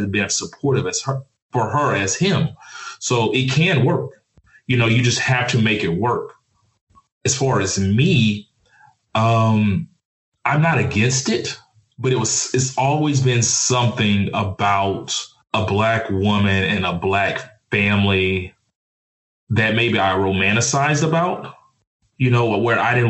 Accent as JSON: {"language": "English", "town": "Mobile", "region": "Alabama", "country": "United States", "tie": "born or raised there", "also_born_or_lived": "Dallas, Texas", "moved": "yes", "said": "I grew up in Alabama and Texas."}